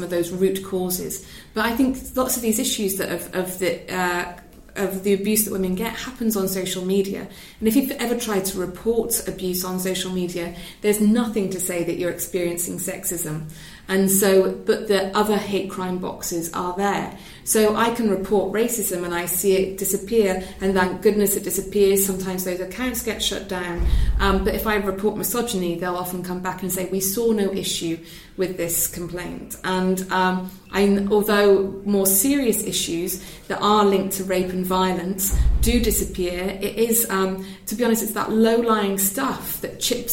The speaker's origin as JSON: {"language": "English", "region": "Wales", "country": "United Kingdom", "said": "I'm from Wales"}